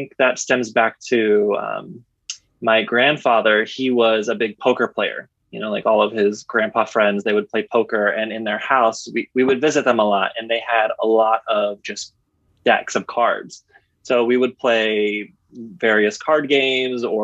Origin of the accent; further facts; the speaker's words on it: Midwest, United States; I'm originally from the Midwest